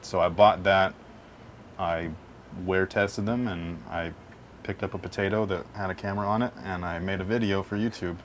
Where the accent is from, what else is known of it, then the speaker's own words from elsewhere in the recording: San Jose, California, United States; also born or lived in North Bay; back to my hometown area, which is like Sunnyvale, San Jose area.